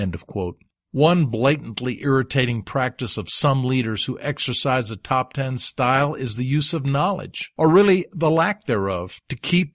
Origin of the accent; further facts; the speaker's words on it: Alabama, United States; I grew up in Alabama in the Deep South, where the whites kept the blacks ignorant so their knowledge could not become dangerous.